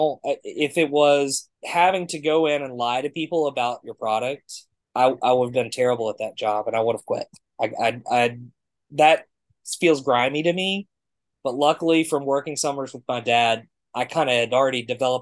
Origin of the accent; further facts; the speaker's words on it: Abingdon, Virginia, United States; I was getting to do it in my hometown, which was really neat. I was doing commentary for Abingdon High School